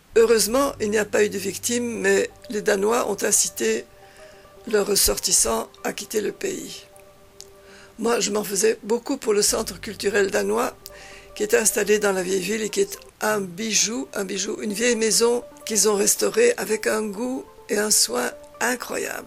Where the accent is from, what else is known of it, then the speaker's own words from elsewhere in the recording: Belgium; moved away; also born or lived in Spain; je viens de Belgique